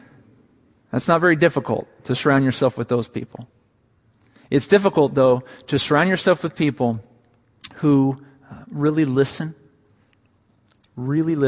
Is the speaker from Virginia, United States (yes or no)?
no; 10 miles from Petaluma, California, United States; 10 miles from my hometown in a town of Petaluma